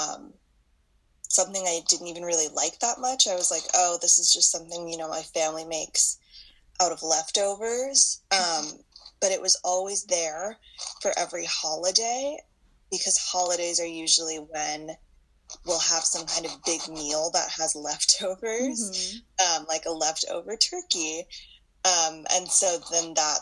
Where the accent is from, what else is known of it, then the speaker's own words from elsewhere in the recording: Los Angeles, California, United States; I was born and raised in Los Angeles